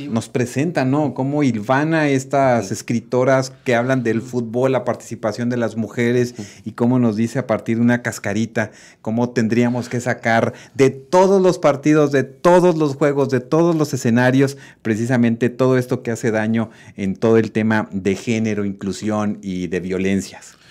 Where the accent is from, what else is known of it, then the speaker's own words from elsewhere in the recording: Mexico; como mexicanos